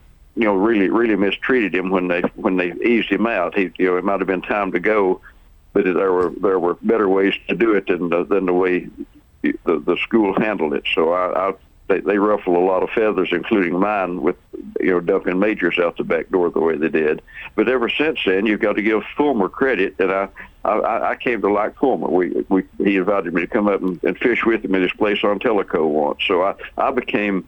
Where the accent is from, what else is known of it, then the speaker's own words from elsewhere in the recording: Crossville, Tennessee, United States; I grew up in Crossville